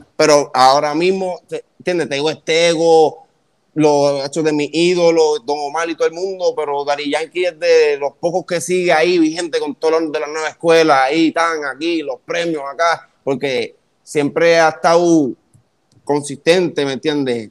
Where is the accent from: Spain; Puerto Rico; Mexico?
Puerto Rico; Gurabo; yo soy de allá, de Gurabo